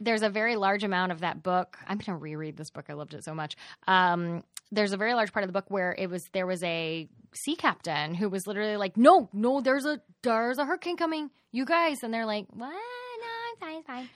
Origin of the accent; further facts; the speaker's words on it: Dallas, Texas, United States; I am from Dallas